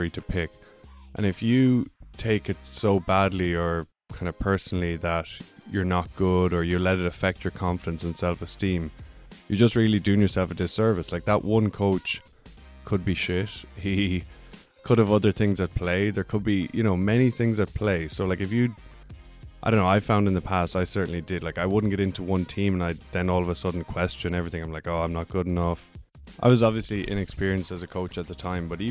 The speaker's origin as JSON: {"language": "English", "country": "Ireland", "tie": "born or raised there", "said": "growing up in Ireland"}